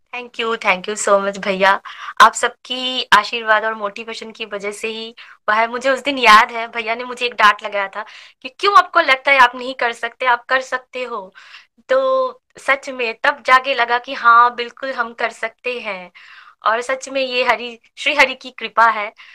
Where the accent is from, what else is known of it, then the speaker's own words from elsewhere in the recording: West Bengal, India; Hindi is a second language; मैं बंगाली हूँ तो लैंग्वेज का थोड़ा सा प्रॉब्लम था मैं हिंदी बहुत अच्छे से समझ लेती थी लेकिन मैं ठीक से बोल नहीं पाती थी